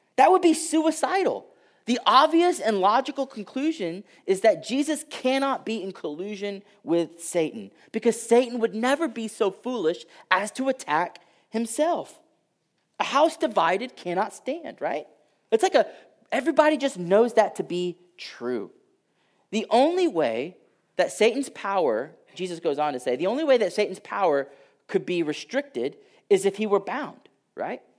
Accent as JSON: {"language": "English", "town": "Houston", "region": "Texas", "country": "United States", "tie": "born or raised there", "said": "I grew up in Houston and, uh, like, I can say this 'cause I'm from there"}